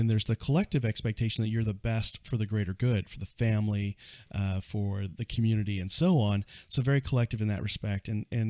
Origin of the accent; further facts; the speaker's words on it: Fort Sill, Oklahoma, United States; born there; a couple years later, I was born in Fort Sill, Oklahoma. I grew up an Army brat.